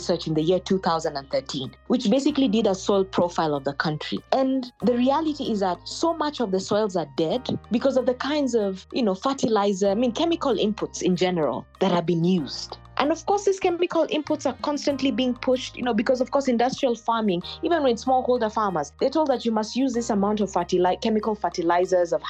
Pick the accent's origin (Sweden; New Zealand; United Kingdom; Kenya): Kenya; I come from Kenya